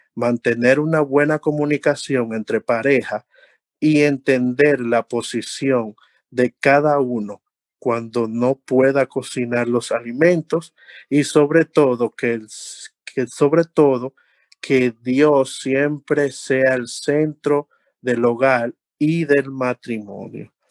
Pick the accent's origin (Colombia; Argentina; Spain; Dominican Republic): Dominican Republic; uno tiene como buen dominicano